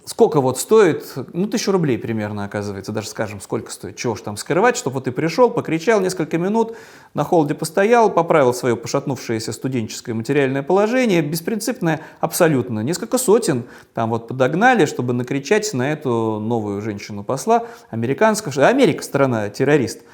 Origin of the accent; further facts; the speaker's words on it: Saint Petersburg, Russia; в моем родном Петербурге